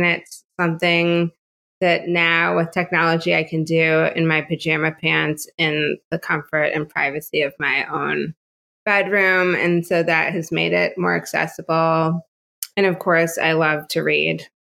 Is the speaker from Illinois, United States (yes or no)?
yes; Chicago, Illinois, United States; moved away as an adult; also born or lived in Evanston, Illinois; now in Houston, United States; I was born and raised in Chicago